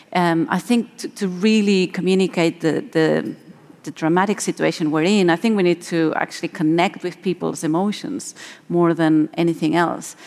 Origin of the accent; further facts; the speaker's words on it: Spain; moved away; I'm, I'm originally from Spain